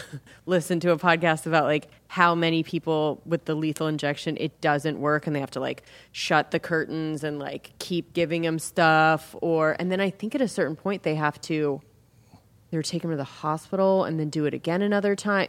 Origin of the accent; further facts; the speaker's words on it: Ventura, California, United States; moved away; my hometown